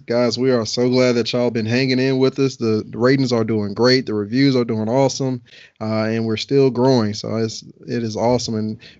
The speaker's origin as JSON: {"language": "English", "region": "Alabama", "country": "United States", "also_born_or_lived": "Atlanta", "moved": "yes", "said": "But I'm from Alabama. Everybody who know me, I'm really a Southern boy from Alabama"}